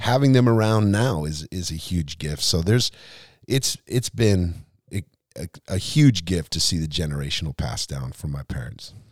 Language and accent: English; Lompoc, California, United States; also born or lived in Seattle, Washington / Arroyo Grande, California; most of my life was, or at least the years I remember, was in the central coast of California